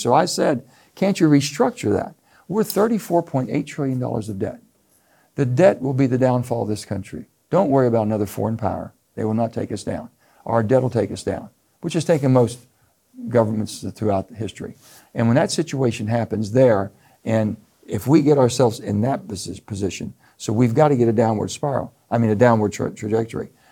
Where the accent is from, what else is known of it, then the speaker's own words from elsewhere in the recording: West Virginia, United States; I come from a gun state. In West Virginia, everybody has guns. You're taught at a young age